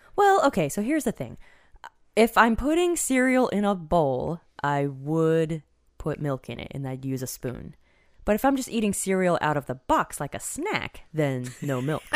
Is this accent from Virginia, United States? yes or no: yes; Fairfax County, Virginia, United States; I grew up in Fairfax County. It's pretty affluent there